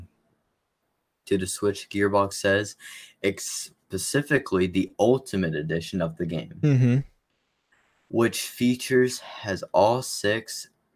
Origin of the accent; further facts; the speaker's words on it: West Virginia, United States; we're from West Virginia